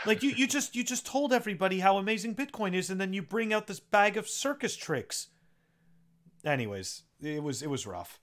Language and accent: English; Canada; now in United States; I'm originally from Canada